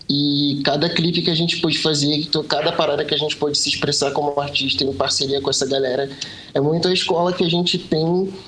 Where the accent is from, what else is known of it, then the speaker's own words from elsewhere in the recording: Pernambuco, Brazil; a gente é pernambucano, tá ligado? O sotaque engana, mas a gente é pernambucano.